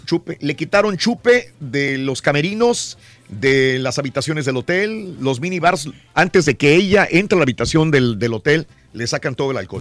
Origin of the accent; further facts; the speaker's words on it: Mexico; los que crecimos en México